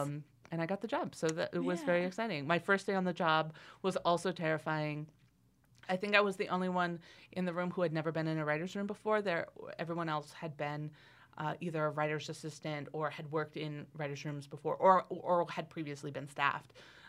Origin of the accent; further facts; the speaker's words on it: Astoria, Oregon, United States; also born or lived in Heppner; And I grew up in Astoria, Oregon, which is on the coast, very far from Antelope. But before I moved to Astoria, my family, until I was 7, lived in a very, like, tiny town called Heppner